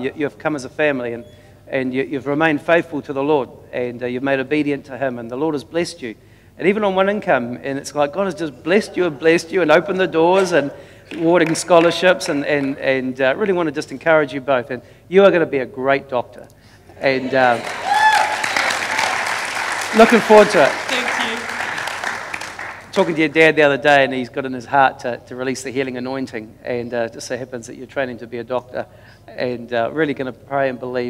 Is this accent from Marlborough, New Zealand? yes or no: no; Dannevirke, Manawatū-Whanganui, New Zealand; We grew up in Denniverk